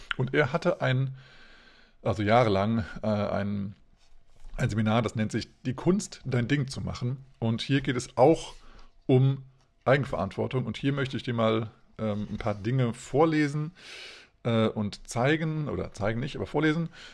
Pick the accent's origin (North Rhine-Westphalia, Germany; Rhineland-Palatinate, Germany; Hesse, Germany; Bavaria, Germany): Hesse, Germany; now in Hanover, Germany; ich bin ja ursprünglich auch aus Hessen